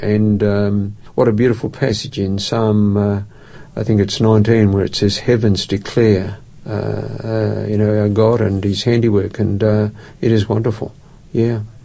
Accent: Perth, Western Australia, Australia; moved away as an adult; now in Adelaide, Australia; I grew up in Perth, and uh, Perth is my home

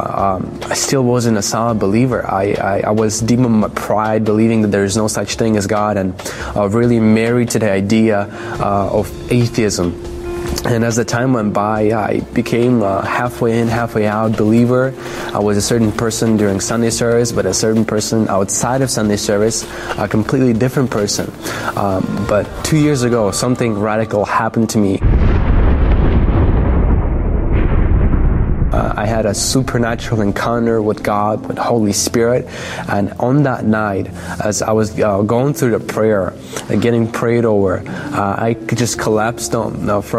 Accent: Belarus; I was born in Belarus

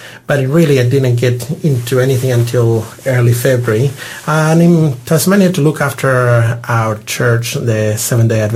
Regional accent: Santiago, Santiago Metropolitan Region, Chile; English is a second language; moved away as an adult; also born or lived in Perth, Australia; now in Australia; I'm from Chile and the accent will never leave me. I was born in Santiago, the capital city of Chile

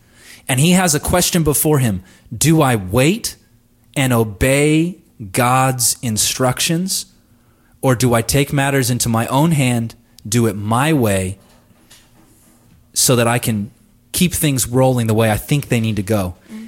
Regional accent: Southern California, United States; I grew up in Southern California.

